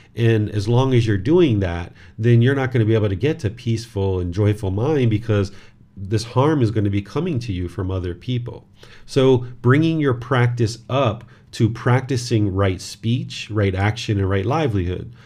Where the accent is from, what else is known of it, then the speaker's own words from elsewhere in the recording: United States; this body was born in America